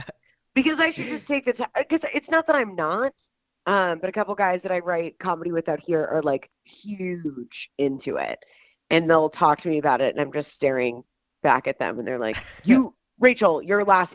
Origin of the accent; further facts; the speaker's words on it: Atlanta, Georgia, United States; I'm actually from Atlanta